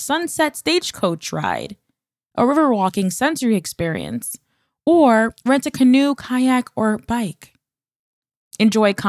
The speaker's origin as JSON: {"language": "English", "region": "New York", "country": "United States", "said": "my home state of New York"}